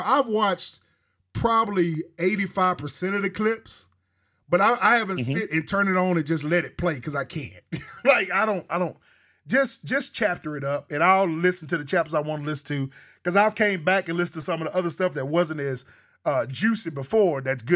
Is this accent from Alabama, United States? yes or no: yes; Alabama, United States; I'm from Bama